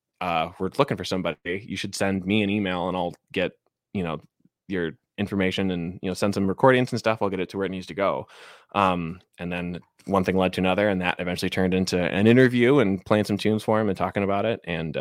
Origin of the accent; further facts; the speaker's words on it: Chicago, Illinois, United States; now in Seattle, United States; So again, like, I grew up in Chicago, Cubs fan. But I moved out to Seattle in 2015.